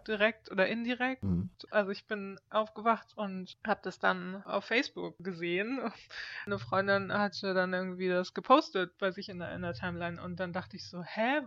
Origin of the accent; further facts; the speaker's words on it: Germany; moved away as an adult; now in Stockholm, Sweden; bin aus Deutschland ursprünglich